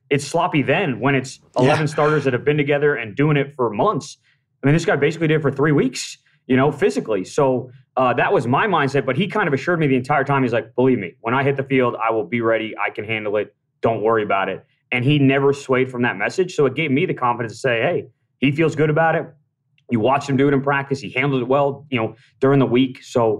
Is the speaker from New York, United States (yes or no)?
no; Wellesley, Massachusetts, United States; Yeah, I moved to Mass when I was 7. So I grew up just outside Boston in Wellesley, Massachusetts.